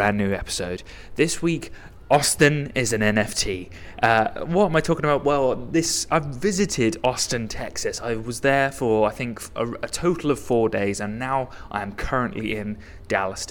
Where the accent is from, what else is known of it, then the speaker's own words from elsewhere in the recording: Reading, South East England, United Kingdom; where I'm from Reading